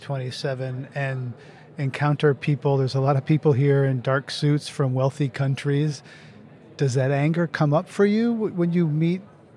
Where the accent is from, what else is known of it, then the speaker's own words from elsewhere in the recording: United States; as an American